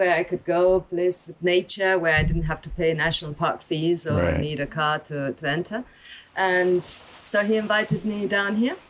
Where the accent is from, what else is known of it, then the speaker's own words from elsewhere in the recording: northeast Argentina, Argentina; moved away as an adult; also born or lived in Buenos Aires, Argentina; now in Tanzania; I was born in Buenos Aires. And lived there until we were on a farm, until I was about 5, 6. And then my parents moved to the north, east of Argentina, close to the Brazilian border.